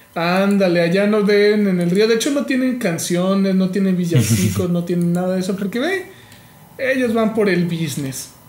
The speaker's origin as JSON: {"language": "Spanish", "country": "Mexico", "said": "como mexicano"}